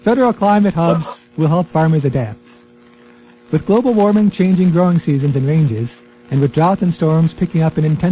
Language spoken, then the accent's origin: English; United States; I'm an American